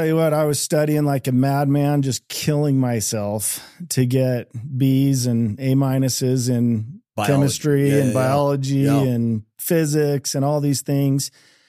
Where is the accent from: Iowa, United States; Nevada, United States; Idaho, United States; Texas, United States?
Idaho, United States; Eagle; We grew up in, I grew up in Eagle, Idaho, just outside of Boise.